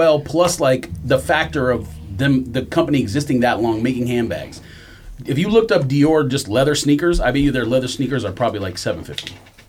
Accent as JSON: {"language": "English", "town": "Los Angeles", "region": "California", "country": "United States", "tie": "born or raised there", "said": "growing up in Los Angeles."}